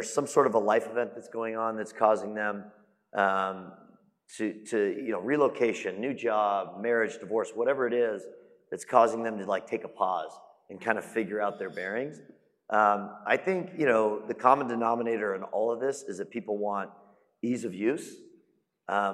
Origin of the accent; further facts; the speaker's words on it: Phoenix, Arizona, United States; moved away as an adult; also born or lived in Dallas-Fort Worth, Texas; now in Dallas, United States; I'm from Phoenix, which I think is also a phenomenal market. I've lived here now 6 years